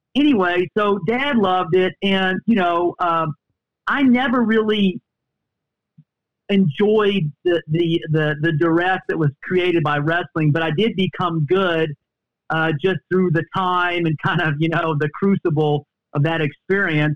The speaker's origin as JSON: {"language": "English", "region": "Texas", "country": "United States", "tie": "born or raised there", "said": "growing up in Texas"}